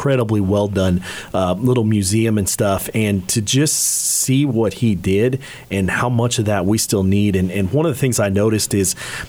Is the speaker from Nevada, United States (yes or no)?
no; Hays, Kansas, United States; I'm from Hayes